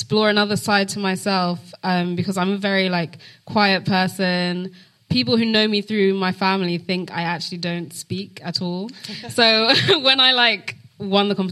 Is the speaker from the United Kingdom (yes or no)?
yes; London, United Kingdom; I grew up in Northwest London